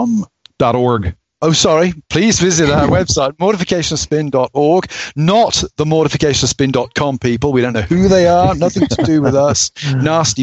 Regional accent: England, United Kingdom; as an Englishman

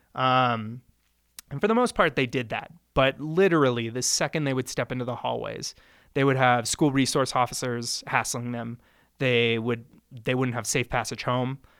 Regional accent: Centennial, Colorado, United States; also born or lived in Littleton / Ann Arbor / China / Chicago; I was born in Littleton, uh, raised in Centennial

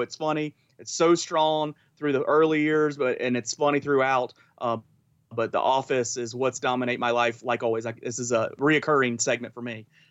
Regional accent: Augusta County, Virginia, United States; I grew up in Augusta County. Uh, I'm a pure Augusta County guy.

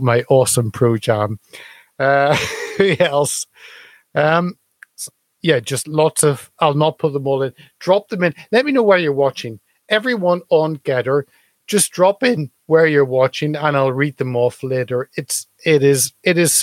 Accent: United Kingdom; as a Brit

